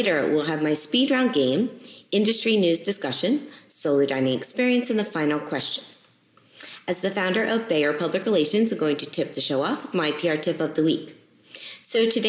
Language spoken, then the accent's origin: English; Miami, Florida, United States; moved away; I grew up in Miami